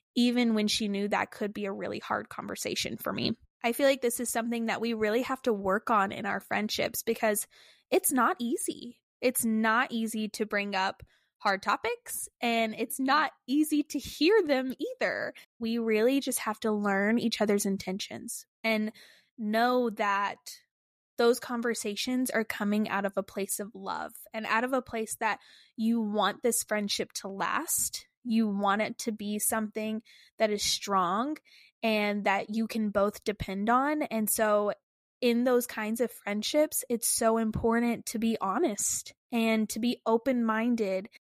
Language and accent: English; Texas, United States; moved away as an adult; when we got married, we moved away from Texas